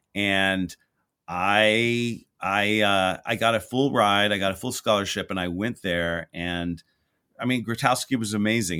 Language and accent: English; Houston, Texas, United States; moved away; I grew up in Houston, Texas